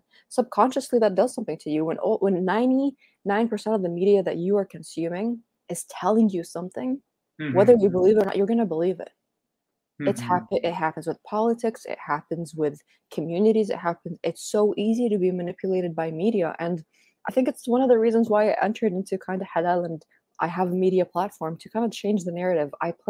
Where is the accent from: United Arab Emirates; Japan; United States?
United Arab Emirates; Dubai; also born or lived in Saudi Arabia / Spain / Canada; I grew up in Dubai and... I lived in Spain and I'm Canadian, but I'm originally Palestinian. I was like born in Saudi Arabia.